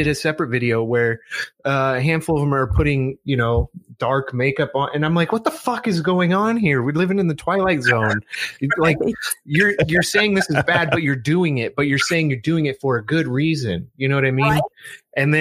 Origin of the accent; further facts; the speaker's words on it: United States; growing up in America